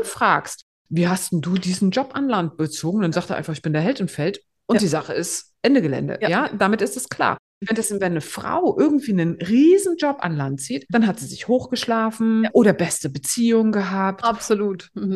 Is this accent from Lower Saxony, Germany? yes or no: no; Greifswald, Mecklenburg-Vorpommern, Germany; ich komme aus Greifswald.